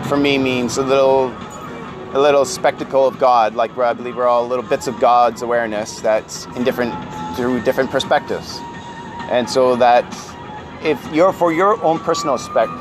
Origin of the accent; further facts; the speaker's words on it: Kamloops, British Columbia, Canada; also born or lived in Vancouver / Germany; I grew up at Kamloops in BC. It's in the interior of BC